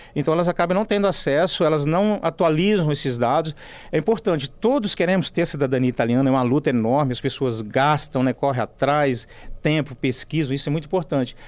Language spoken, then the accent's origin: Portuguese; Brazil; Nós somos italianos, estamos aqui no Brasil, é a nossa pátria